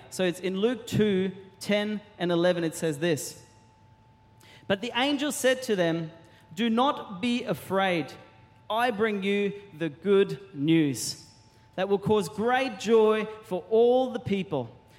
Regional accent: Germany; moved away; I grew up in Germany

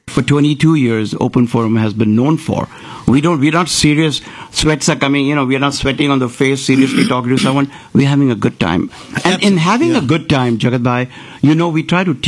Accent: Maharashtra, India; now in Houston, United States; I can tell you about Maharashtra. I was born there.

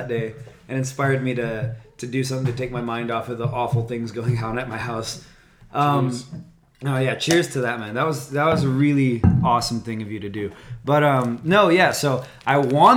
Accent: Norco, California, United States; I grew up in Norco

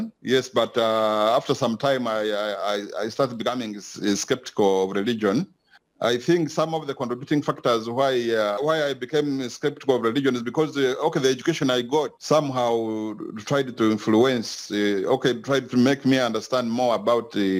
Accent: Kasese, Western Region, Uganda; also born or lived in Karambi; Yes, I grew up in Kasese, but deep in the villages. Yeah, I grew up in the villages, the place called Karambi. It borders the DRC

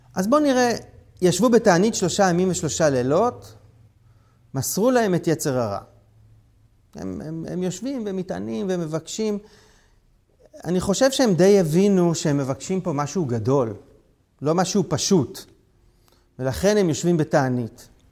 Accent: Israel

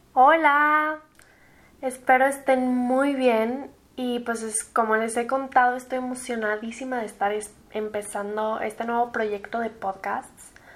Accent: Mexico City, Mexico; also born or lived in United States; soy de la Ciudad de México. Tengo 21 años y viví en México, aquí en la ciudad, desde que nací hasta mis 16

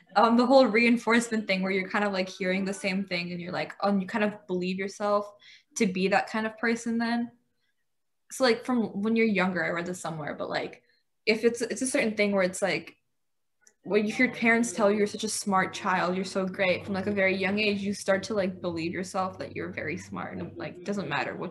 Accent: United States; I was born here. Um, I brought up in an Indian household. So I guess me, like in the Indian household, like they do try to like I guess you could say enforce the Indian ideologies to some certain extent and like the belief system that surrounds that whole thing. But then you know I've grown up in an American system

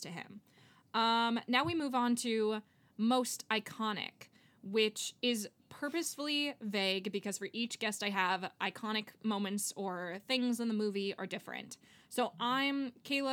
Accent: Miami, Florida, United States; Miami, I'm from Miami.

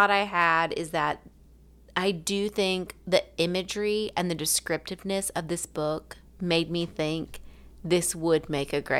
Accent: Southern United States, United States; accent: southern; it as right as someone with a southern accent can probably say it. That's fair. And I'm not going to deny my accent.

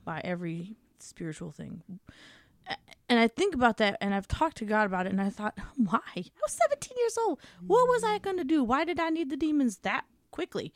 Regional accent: United States; as Americans

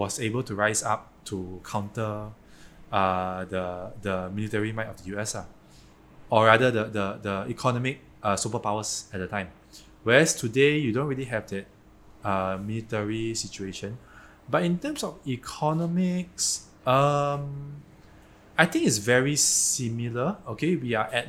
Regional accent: Malaysia

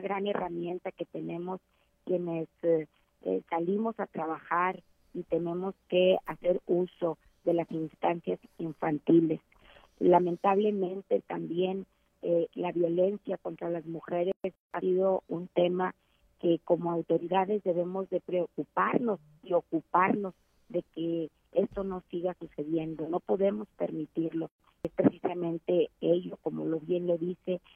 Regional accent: San Buenaventura, Coahuila, Mexico; 17 como notario público aquí en mi municipio, en mi pueblo natal, San Buenaventura

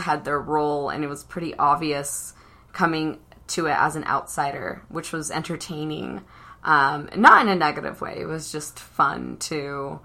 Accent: Southern California, United States; now in Salt Lake City, United States; the murals that I grew up with in Southern California

